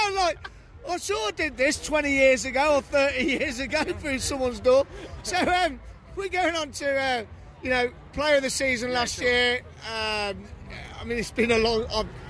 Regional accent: Luton, East of England, United Kingdom; born there; also born or lived in Coventry; now in Manchester, United Kingdom; So I'm born in Luton, I lived in Cov, and now I live in Manchester.

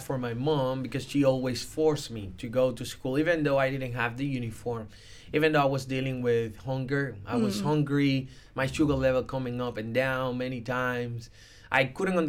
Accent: Dominican Republic; I was born in the Dominican Republic

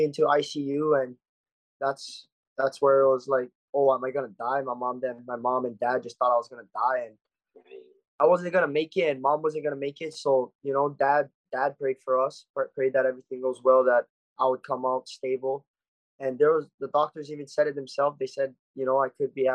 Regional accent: Oahu, Hawaii, United States; I was born and raised here on Oahu

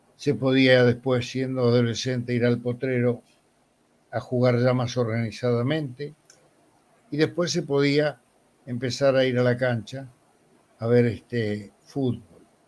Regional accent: Buenos Aires, Argentina; also born or lived in Montevideo, Uruguay; yo nací en 1940, nací en Montevideo, pero muy pequeño viajé a Buenos Aires, mi familia me trajo a Buenos Aires, y vivíamos en una casa de inquilinato, acá se llama conventillo

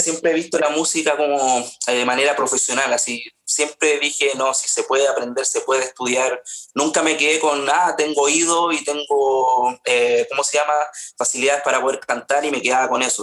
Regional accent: Paine, Santiago Metropolitan Region, Chile; also born or lived in Rancagua / Graneros; nací en Rancagua, viví en Graneros hasta los cinco años, en la sexta región, y después eh, nos fuimos a Paine, ahí hice todo, desde kinder a, a cuarto medio estudié acá en Paine

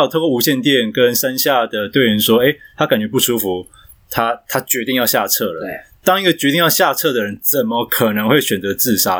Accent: Yongkang Street, Taipei, Taiwan; 因为我老家我住在那个永康街

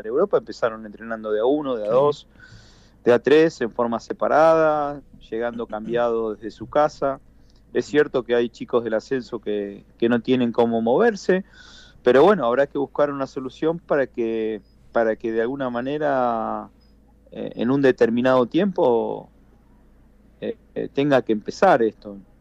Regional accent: Rosario, Santa Fe, Argentina; moved away as an adult; nos criamos eh, en el club desde temprana edad

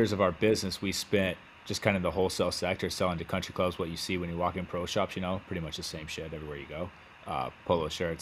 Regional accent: West Texas, United States; I'm from West Texas. I grew up in West Texas, so clothing is not a thing back home

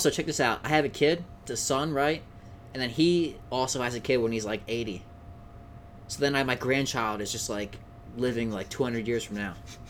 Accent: Pennsylvania, United States; born or raised there

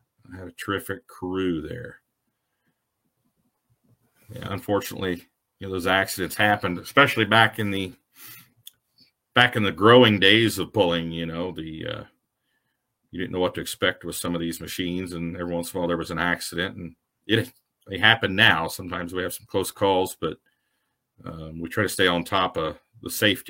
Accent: southern Ohio, United States; I'm actually from Ohio. I'm from the southern part. That's where I got hooked on pulling at a young age.

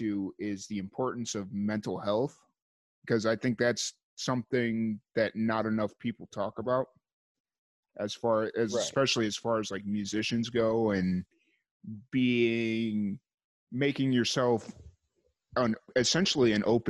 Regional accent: Chicago, Illinois, United States; growing up in South suburbs of Chicago, or growing up in South Chicago

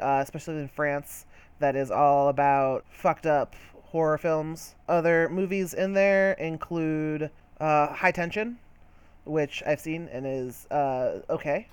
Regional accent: United States; I'm fucking American, so I don't gotta learn no goddamn French.

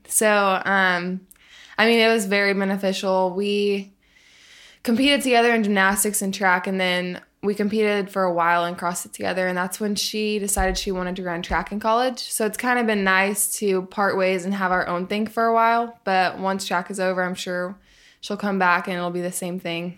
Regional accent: Tulsa, Oklahoma, United States; also born or lived in Arkansas; so I grew up in Arkansas, and then I lived in Tulsa, Oklahoma for a lot of growing up

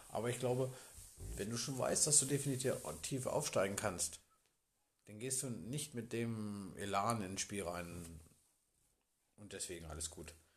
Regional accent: Bad Grund area, Lower Saxony, Germany; Ich komme aus der Region

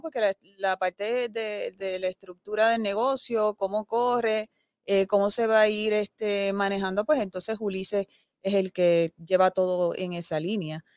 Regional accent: Aibonito, Puerto Rico; nosotros, nosotros nacimos, eh, nos criamos aquí en Aybonito y continuamos aquí

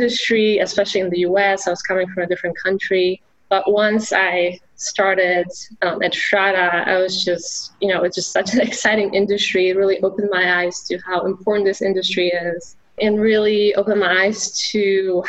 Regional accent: Poland; English is a second language; moved away as an adult; now in United States; I grew up in Poland, so I was studying English

